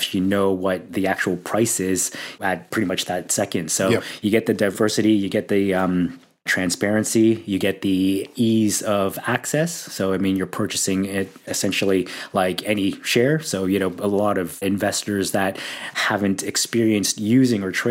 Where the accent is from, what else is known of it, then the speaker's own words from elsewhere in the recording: Toronto, Ontario, Canada; moved away as an adult; now in Sydney, Australia; I was actually born and raised in Toronto